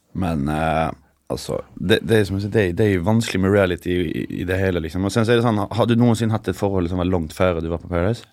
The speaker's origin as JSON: {"language": "Norwegian", "region": "Skåne", "country": "Sweden", "second_language": "Norwegian", "moved": "as an adult", "lives_now": "Oslo, Norway", "said": "Jeg er fra Skåne"}